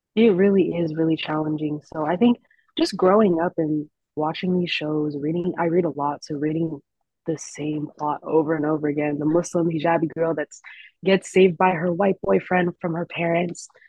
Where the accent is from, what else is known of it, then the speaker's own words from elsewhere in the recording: Orange County, California, United States; also born or lived in Berkeley, California; growing up in Orange County